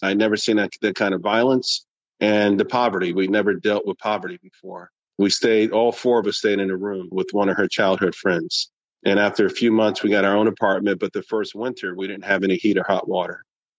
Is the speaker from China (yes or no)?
no; New York, United States; born there; also born or lived in Pittsburgh / Texas / Germany / Japan; I was born in New York. Then we moved to Pittsburgh. Then we moved to Texas. Then we moved to Germany. We moved back to Pittsburgh. Then we moved to Japan, back to Texas, Alabama, North Carolina, and Virginia.